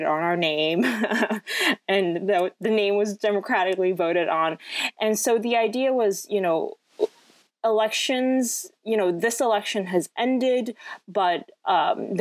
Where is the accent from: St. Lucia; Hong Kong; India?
Hong Kong; moved away as an adult; also born or lived in France / San Francisco; I was actually born in France and I lived there until I was 7, and then I grew up in Hong Kong for the rest of, until I was 18